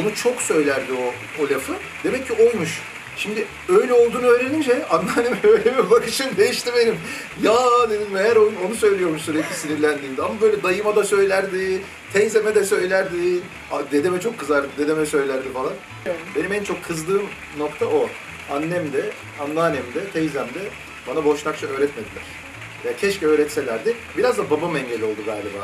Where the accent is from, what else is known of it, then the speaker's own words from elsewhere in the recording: Istanbul, Turkey; İstanbul'da doğmuşum, babam İstanbul'da doğmuş, onun babası İstanbul'da doğmuş.